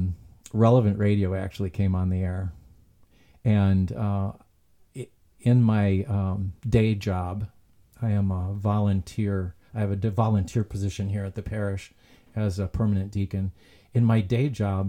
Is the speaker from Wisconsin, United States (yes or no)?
yes; Antigo, Wisconsin, United States; moved away as an adult; also born or lived in Milwaukee; I'm from Antigo